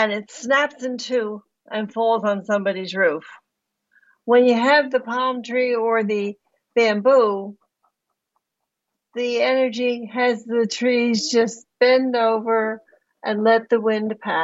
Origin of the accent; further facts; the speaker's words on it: New Jersey, United States; I grew up in New Jersey, right across the street, right across the river from you.